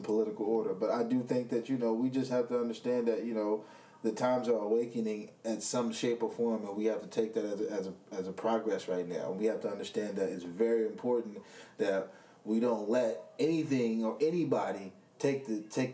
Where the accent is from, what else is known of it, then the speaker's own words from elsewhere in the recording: Fresno, California, United States; I'm from Fresno, California